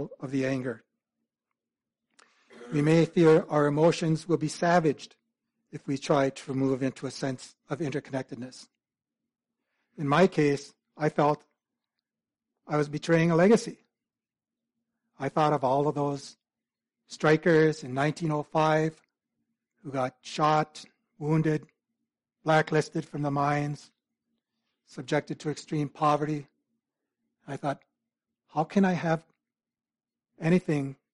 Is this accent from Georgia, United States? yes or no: no; Iron Range, northeastern Minnesota, United States; I grew up on the Iron Range in northeastern Minnesota